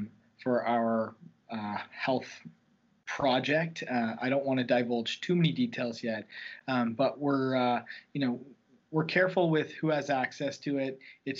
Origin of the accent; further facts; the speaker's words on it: Dartmouth, Nova Scotia, Canada; Growing up in Halifax, in Dartmouth, actually, the dark side, as it's referred to, we had similar issues